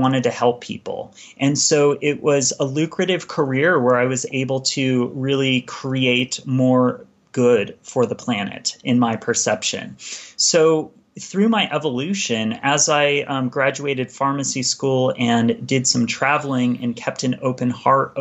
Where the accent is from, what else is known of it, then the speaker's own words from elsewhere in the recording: California, United States; moved away as an adult; now in Ashland, Oregon, United States; I grew up in California, and I spent a majority of my life there